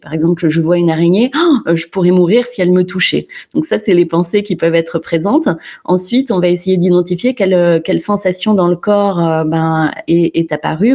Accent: Clermont-Ferrand, Auvergne-Rhône-Alpes, France; je suis de Clermont-Ferrand

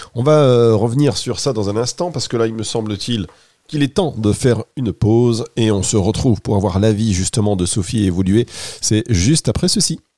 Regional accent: Dunkirk, Hauts-de-France, France; je suis originaire du Nord, donc de Dunkerque

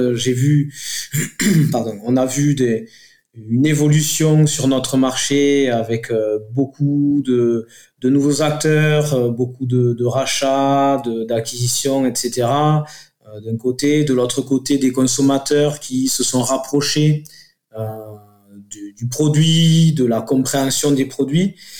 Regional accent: south of Toulouse, Occitania, France; accent: southern; on est au sud de Toulouse, ça s'entend avec mon accent

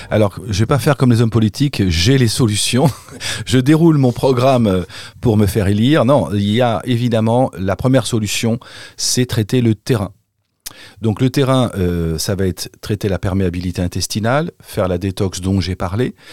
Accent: Paris, Île-de-France, France; je suis parisien, donc je, je, sais pas quel est l'accent des Parisiens.

